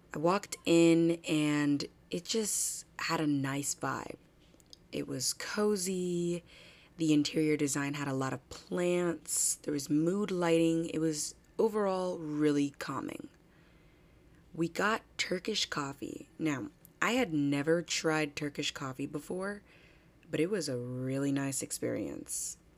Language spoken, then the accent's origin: English; New Jersey, United States; also born or lived in Manhattan, New York; Born in Manhattan, raised in New Jersey